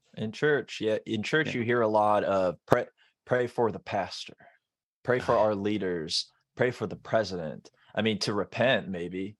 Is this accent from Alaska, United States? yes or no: no; Florida, United States; I grew up in Florida